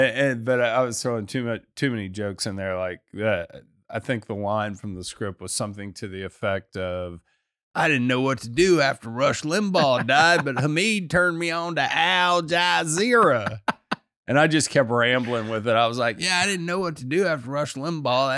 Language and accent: English; Richmond, Texas, United States; I'm from Richmond, Texas, which actually a suburb of Houston